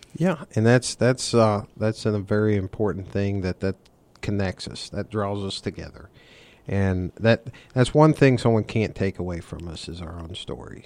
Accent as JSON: {"language": "English", "region": "the South", "country": "United States", "tie": "born or raised there", "said": "I grew up in the South."}